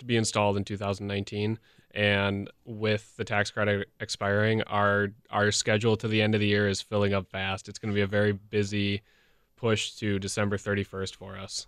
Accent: Franklin, Wisconsin, United States; I grew up in Franklin

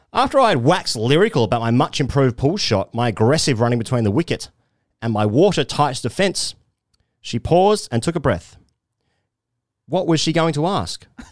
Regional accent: Australia; as an Australian fan

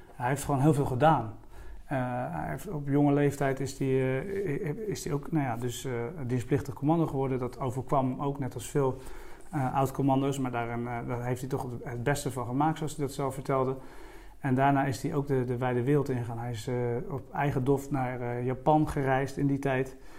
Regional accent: Strijen, South Holland, Netherlands; ik ben opgegroeid in de Hoekse Waard. Dat, eh, dat ligt net onder de rook van Rotterdam, een eiland eh, van Zuid-Holland.

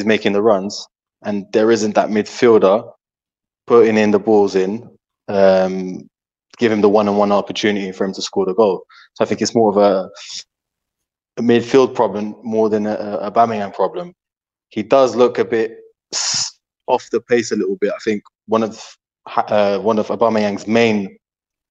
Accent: London, United Kingdom; moved away as an adult; now in Algarve, Portugal; I was born in the UK, in London, and raised in the UK as well

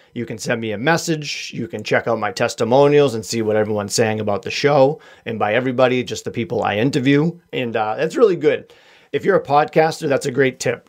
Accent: Boston, Massachusetts, United States; accent: Boston; my Boston accent

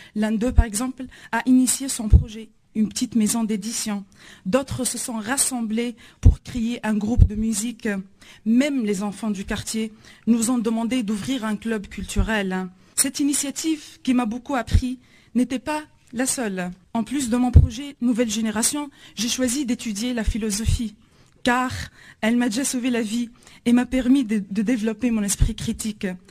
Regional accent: Tunisia; je viens de la Tunisie.

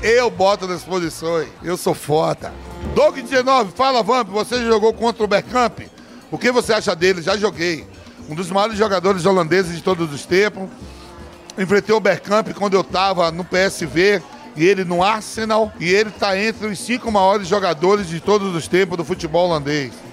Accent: Nazaré das Farinhas, Bahia, Brazil; now in São Paulo, Brazil; sou baiano

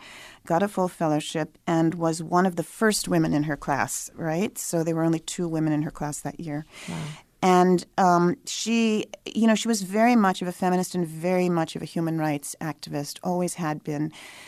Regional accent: New Delhi, Delhi, India; born there; I was born in New Delhi, India, to Indian parents who both worked for the United Nations in New York primarily.

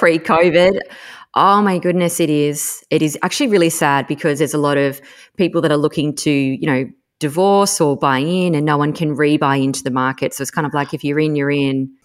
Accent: Tasmania, Australia; I grew up in Tassie

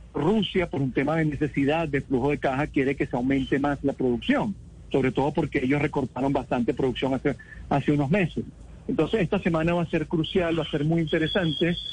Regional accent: Venezuela; como venezolano y como suramericano

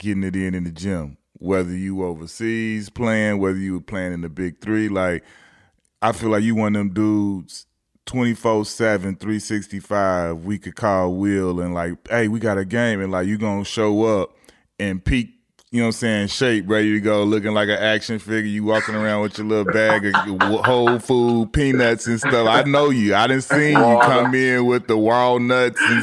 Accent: Chicago, Illinois, United States; guys that come from Chicago and come from the neighborhoods that we come from

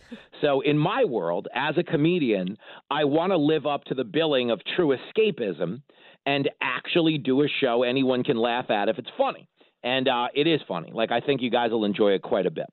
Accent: Levittown, New York, United States; growing up on Long Island in Levittown, New York

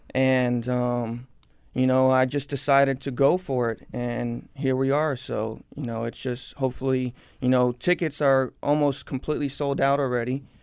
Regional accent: Cooper City, Florida, United States; I was born and raised in Cooper City, Florida. I've lived in the same house my whole life

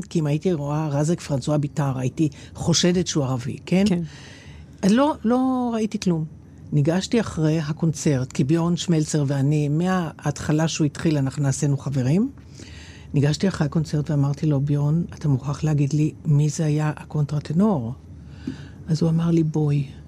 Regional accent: Israel; אני מישראל

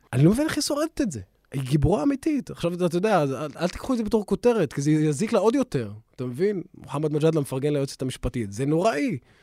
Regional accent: Israel; אני עוד ערבי, הפלסטיני, אזרח מדינת ישראל

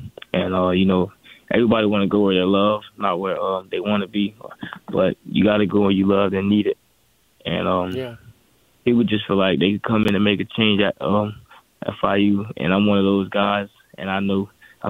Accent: Miami, Florida, United States; This is my hometown. I'm a hometown kid.

